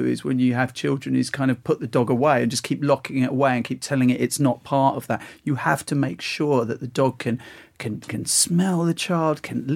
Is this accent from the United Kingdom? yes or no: yes; Essex, East of England, United Kingdom; now in London, United Kingdom; I'm from Essex, like you are, Ian